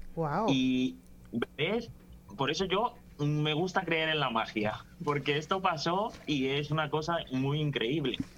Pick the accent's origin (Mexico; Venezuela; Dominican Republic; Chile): Dominican Republic; Las Palmas de Herrera, Distrito Nacional; now in Spain; Yo soy de La Palma de Herrera